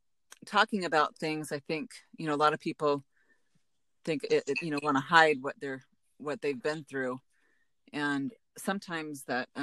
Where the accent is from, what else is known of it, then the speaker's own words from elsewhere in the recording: Baton Rouge, Louisiana, United States; born there; now in Santa Rosa Beach, United States; I was born in Baton Rouge, but not really from anywhere, as I've lived in many different homes and places in my life.